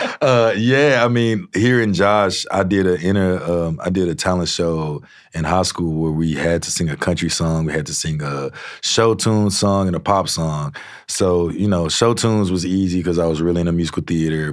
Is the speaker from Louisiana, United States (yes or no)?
yes; Shreveport, Louisiana, United States; I grew up in Shreveport and the Red River just run through it